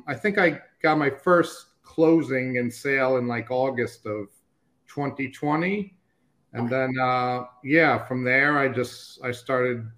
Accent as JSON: {"language": "English", "town": "New York City", "region": "New York", "country": "United States", "tie": "born or raised there", "moved": "as an adult", "lives_now": "Babcock Ranch, United States"}